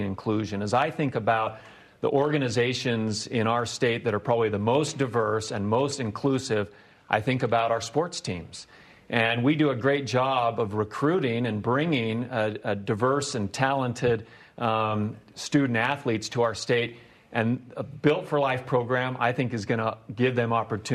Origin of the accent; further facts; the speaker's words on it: Provo, Utah, United States; here in my hometown of Provo, Utah